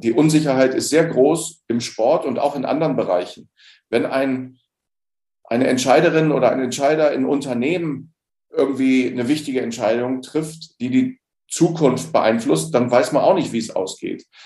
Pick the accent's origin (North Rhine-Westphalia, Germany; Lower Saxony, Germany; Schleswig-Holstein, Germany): Lower Saxony, Germany; Osterode am Harz; moved away as an adult; also born or lived in Bremen; ich bin als 18-Jähriger aus meiner Heimatstadt Ostrona am Harz nach Bremen